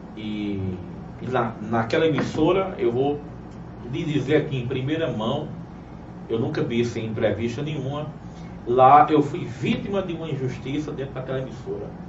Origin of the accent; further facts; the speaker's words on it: Cajazeiras, Paraíba, Brazil; also born or lived in Uiraúna; Sou paraibano, sou de Cajazeiras